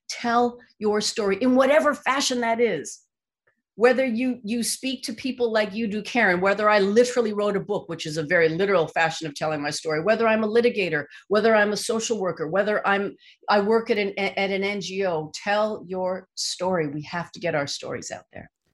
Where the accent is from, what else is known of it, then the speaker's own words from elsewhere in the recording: Canada; I'm Asian Canadian